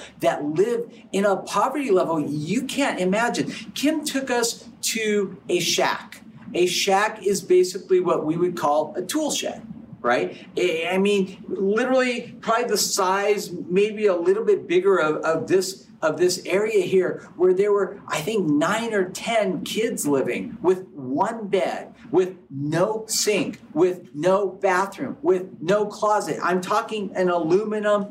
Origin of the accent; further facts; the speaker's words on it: United States; growing up in America